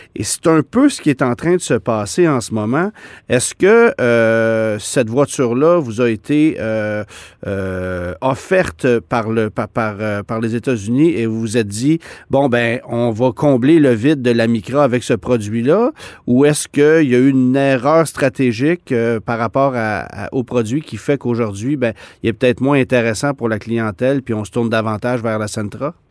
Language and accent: French; Quebec, Canada; chez nous au Québec